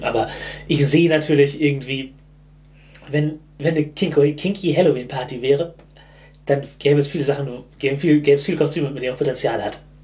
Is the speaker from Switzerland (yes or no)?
no; Germany; ich bin halt im Hamburger Speckgürtel aufgewachsen